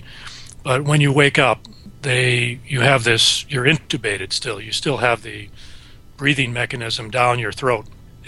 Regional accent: Wisconsin, United States; moved away as an adult; I grew up in Wisconsin and came out east

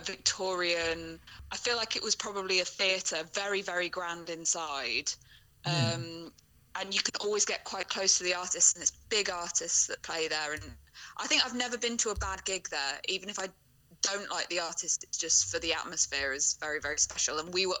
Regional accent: United Kingdom; we're both British

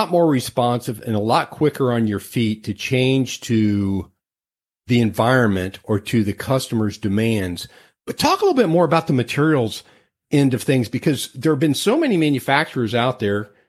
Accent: Cincinnati, Ohio, United States; I came from the Cincinnati area

